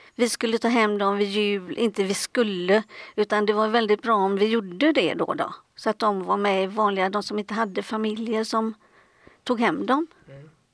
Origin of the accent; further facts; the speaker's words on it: Gothenburg, Västra Götaland, Sweden; jag kommer från Göteborg